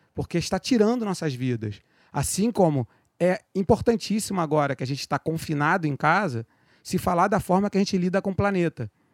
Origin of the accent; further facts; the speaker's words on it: Rio de Janeiro, Brazil; also born or lived in Penha, Rio de Janeiro; do Meyer